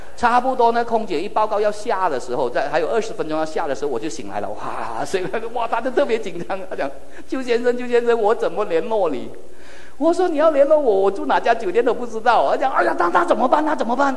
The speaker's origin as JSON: {"language": "Chinese", "country": "Malaysia", "second_language": "Chinese", "said": "我说，“马来西亚人。”"}